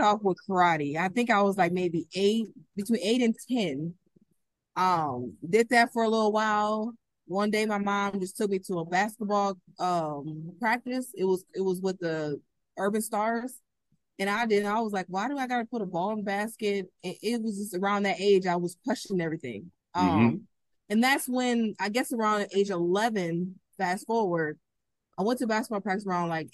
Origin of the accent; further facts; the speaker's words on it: Minneapolis, Minnesota, United States; I'm from Minneapolis, Minnesota